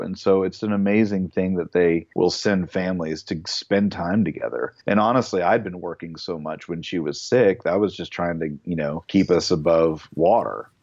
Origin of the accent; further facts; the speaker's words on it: United States; moved away; also born or lived in Kentucky, United States; I come from Ohio and Kentucky, the land where lots of gun owners and they go hunting